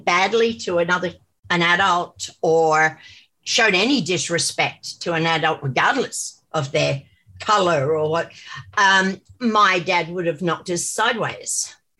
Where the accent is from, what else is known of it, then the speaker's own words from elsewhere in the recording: India; born there; I was born in India.